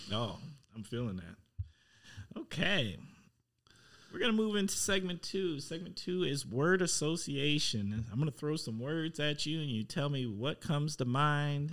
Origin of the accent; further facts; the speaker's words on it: Milwaukee, Wisconsin, United States; moved away; I'm from Milwaukee.